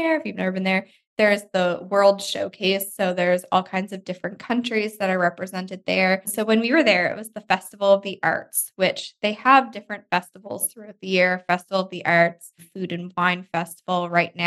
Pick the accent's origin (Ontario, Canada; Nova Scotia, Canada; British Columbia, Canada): Nova Scotia, Canada; we're from Nova Scotia, like the East Coast of Canada.